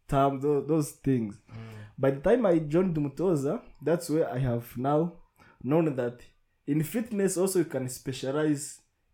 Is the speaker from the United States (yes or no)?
no; Rusizi, Western Province, Rwanda; moved away as an adult; now in Kigali, Rwanda; I'm from Rusizi.